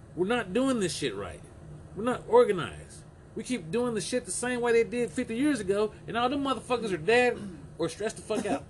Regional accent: United States; we're Americans

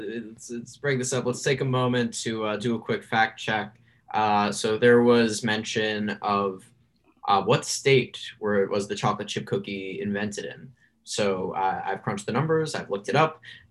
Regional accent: Oregon, United States; We're all from Oregon. Let's keep this clean. Let's keep this nice. We're all from Oregon, okay?

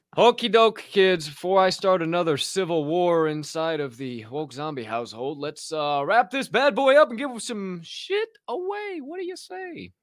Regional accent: Southern Illinois, United States; also born or lived in Chicagoland area; now in Chicago, United States; I'm from Southern Illinois

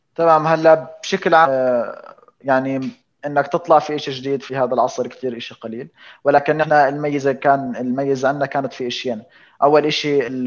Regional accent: Jordan; عندنا في الاردن

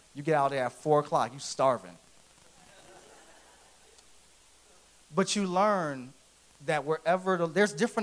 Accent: Philadelphia, Pennsylvania, United States; I grew up in Philadelphia. That's where I'm originally from.

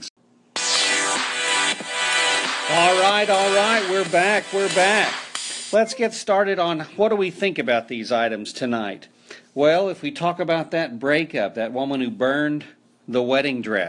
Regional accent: Oklahoma, United States; also born or lived in Netherlands; I had paddles in the school system where I grew up in Oklahoma

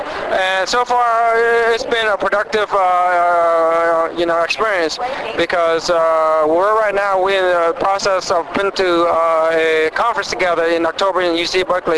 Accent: Da Nang, Vietnam; moved away; I was born and raised in Vietnam, and my hometown is Da Nang.

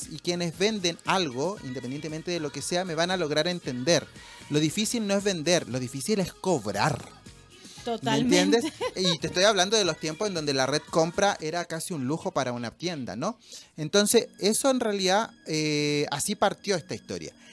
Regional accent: La Serena, Coquimbo, Chile; Y yo las comercializaba en La Serena, la ciudad de donde yo soy.

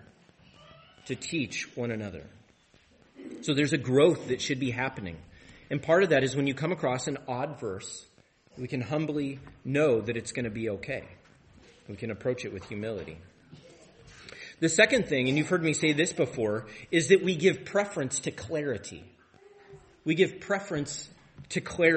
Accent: Tri-Cities, Washington, United States; I grew up in the Tri-Cities

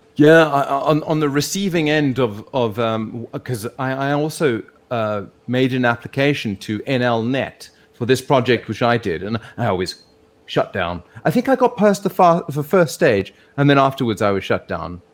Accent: South Africa; moved away as an adult; now in Hong Kong; growing up in South Africa

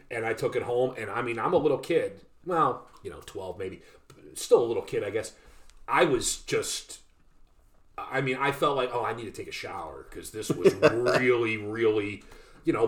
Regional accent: Northeast Ohio, United States; we're from we're from Northeast Ohio

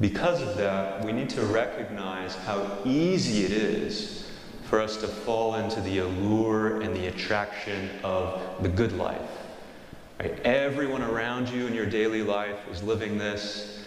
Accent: St. Joseph, Missouri, United States; I'm from St. Joe originally

